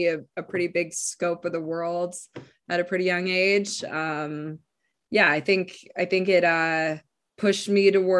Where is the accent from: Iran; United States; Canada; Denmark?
Canada; Yukon; I was born in the Yukon